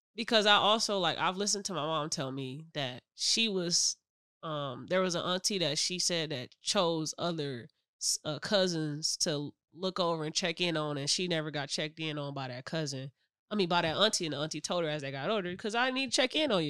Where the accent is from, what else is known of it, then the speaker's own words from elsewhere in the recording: Michigan City, Indiana, United States; that's where we grew up at in Michigan City.